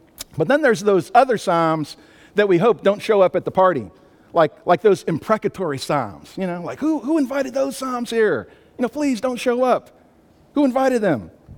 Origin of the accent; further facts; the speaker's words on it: Albany, New York, United States; also born or lived in Maryland / California / Arkansas; I grew up in upstate New York, Albany, New York, lived in Maryland, California, Arkansas, so don't try to figure out where the accent comes from, but the speed never left.